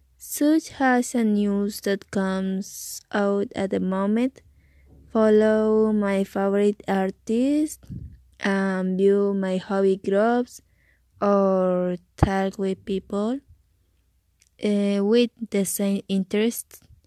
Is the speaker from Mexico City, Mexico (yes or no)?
no; Coatzacoalcos, Veracruz, Mexico; English is a second language; now in Playa del Carmen, Mexico; I am from Coatzacoalcos, Veracruz. I live in Playa del Carmen